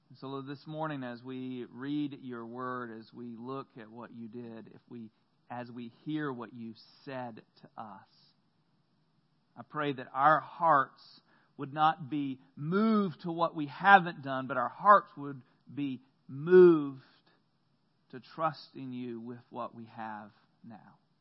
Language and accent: English; the South, United States; growing up in the South